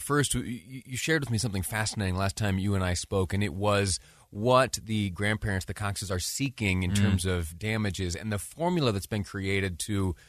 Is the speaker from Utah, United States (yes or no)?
yes; Utah, United States; also born or lived in Washington, D.C.; When I was back in Washington, D.C., folks would know that I was from Utah.